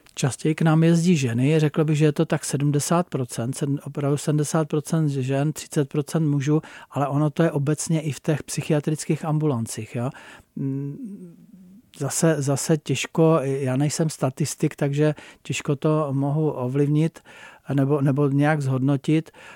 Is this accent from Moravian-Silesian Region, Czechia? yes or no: no; Blansko, South Moravian Region, Czechia; moved away as an adult; now in Jeseník, Czech Republic; vlastně můj domov bylo Blansko, protože pocházím z Blanska, ale můj domov je Seník